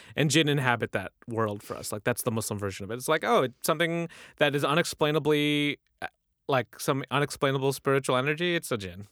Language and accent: English; United States; we're American, even if we can speak to them in our Urdu